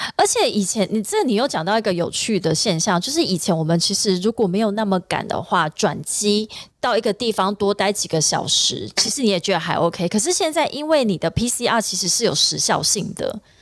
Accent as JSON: {"language": "Chinese", "country": "Taiwan", "said": "或者是我们台湾人飞过去的话，"}